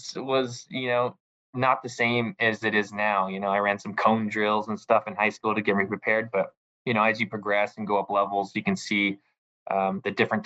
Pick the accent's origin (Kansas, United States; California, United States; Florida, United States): California, United States; Southern; moved away as an adult; also born or lived in Hawaii; I'm 33 years old, born in 1988, but I grew up in Southern California.